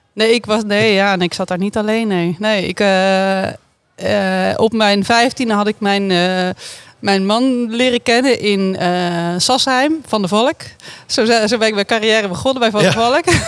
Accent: Oegstgeest, South Holland, Netherlands; Sindsdien ben ik opgegroeid in Oesgeest

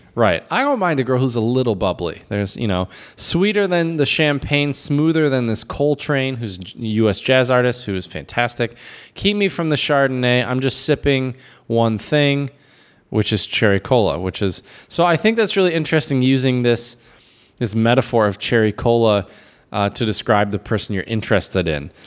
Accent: United States; myself as an American

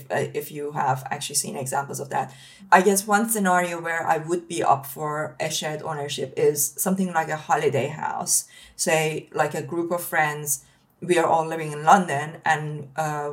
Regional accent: Iran; now in United Kingdom; I come from Iran originally, and I had to build my life from scratch coming to the UK

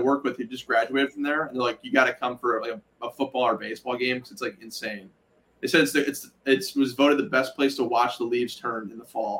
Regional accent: Wisconsin, United States; all my friends are from Wisconsin. I grew up in Wisconsin. Everyone loved up north Wisconsin. It's like Rhinelander. It's definitely an up north feel.

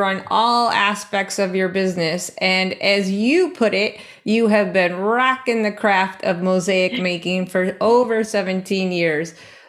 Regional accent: Buffalo, New York, United States; born or raised there

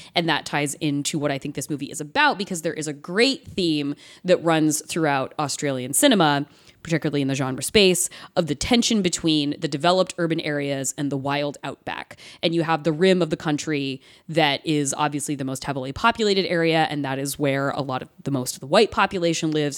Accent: the Valley of Oregon, United States; I grew up in the Valley of Oregon. Like, I didn't grow up in Los Angeles

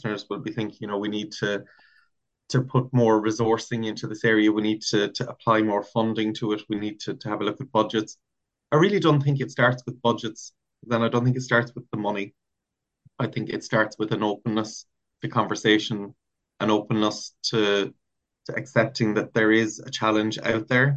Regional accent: Ireland; as an Irish national, as maybe a citizen working in the area

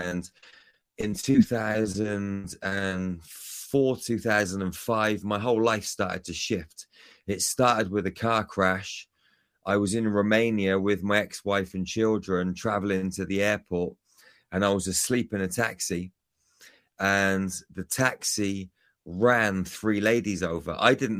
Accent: United Kingdom; moved away; I'm from the UK, Kevin.

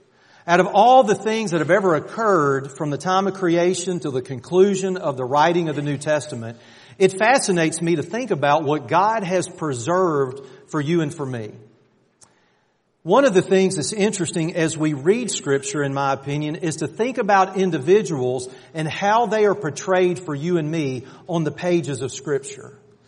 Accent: Athens, Georgia, United States; I grew up outside of Athens, and I'm a diehard Georgia fan.

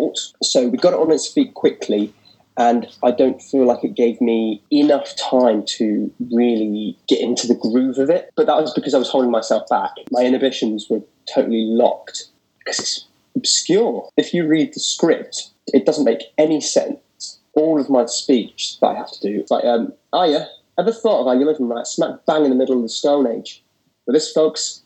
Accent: Portsmouth, South East England, United Kingdom; also born or lived in London; I was born in Portsmouth, which is down south

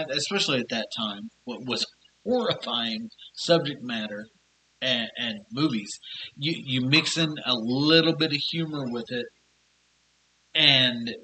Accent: United States; we as an American audience

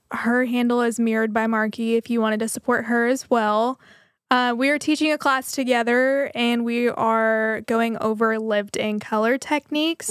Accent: Waco, Texas, United States; I'm from Waco

